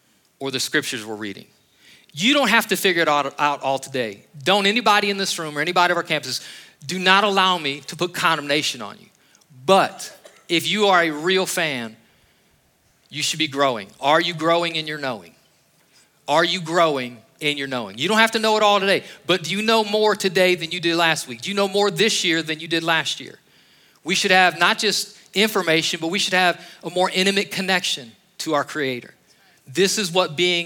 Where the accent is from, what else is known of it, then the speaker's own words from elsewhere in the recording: Northeast Ohio, United States; moved away as an adult; I was raised in Ohio